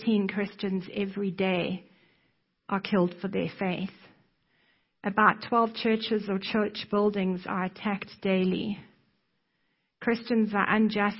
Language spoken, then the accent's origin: English; South Africa; moved away; you can probably hear from my accent that I am not American. I was born in South Africa